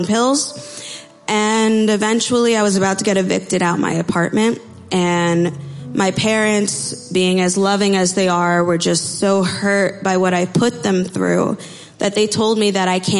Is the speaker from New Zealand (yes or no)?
no; Freehold, New Jersey, United States; also born or lived in Amatitlán, Guatemala; I am from Freehold, New Jersey. I was born in Amatitlan, Guatemala, and was adopted at 1.5